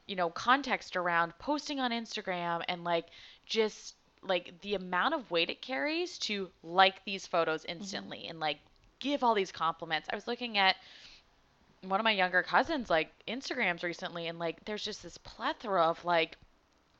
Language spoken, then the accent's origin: English; Colorado, United States; now in San Francisco, United States; I'm from Colorado